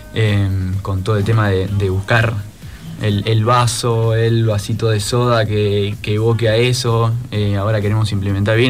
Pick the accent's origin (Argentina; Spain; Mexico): Argentina; Buenos Aires; accent: porteño; moved away; vengo yo de Buenos Aires, eh, los chicos a veces digo algunas cosas y me dicen, porteño